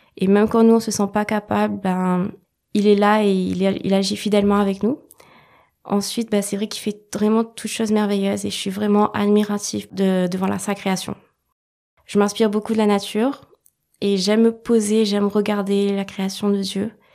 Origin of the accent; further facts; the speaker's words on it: France; also born or lived in Wales / Réunion; Je suis originaire du Pays de Galles par mon père et de La Réunion par ma mère, mais j'ai grandi en métropole